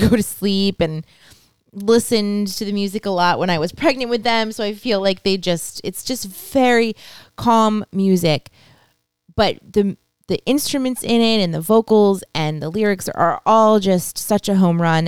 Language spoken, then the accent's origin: English; United States; America, we're American